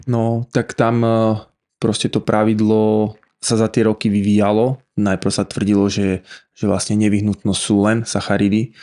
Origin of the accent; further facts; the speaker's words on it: Žilina, Žilina Region, Slovakia; Som zo Žiliny